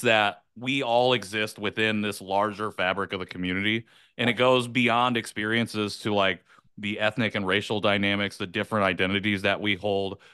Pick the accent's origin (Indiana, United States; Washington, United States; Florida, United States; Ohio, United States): Indiana, United States; rural; also born or lived in South Korea; I was adopted from South Korea in nineteen ninety to a white family in rural Indiana, very small town. Grew up there